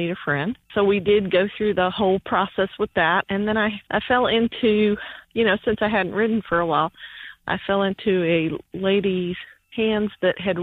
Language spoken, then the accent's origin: English; Kentucky, United States; moved away; also born or lived in Virginia; I grew up in Kentucky mostly and did pony club